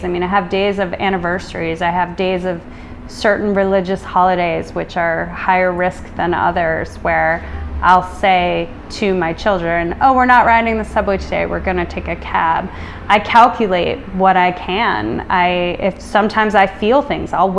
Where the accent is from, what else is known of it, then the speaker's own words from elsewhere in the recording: Illinois, United States; now in New York City, United States; the peaceful sort of Americana childhood growing up in Illinois